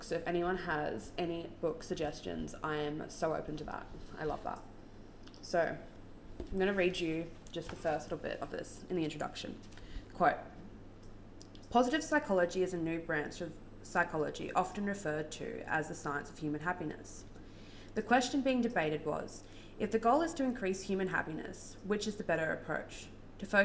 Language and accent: English; Brisbane, Queensland, Australia; I'm from Brisbane in Australia